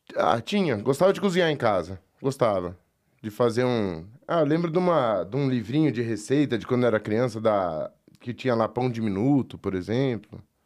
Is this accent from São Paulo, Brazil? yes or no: yes; São Paulo, Brazil; Eu nasci aqui em São Paulo, mas a, bom, a família é da fronteira, tem uma outra parte da família que é de São Paulo.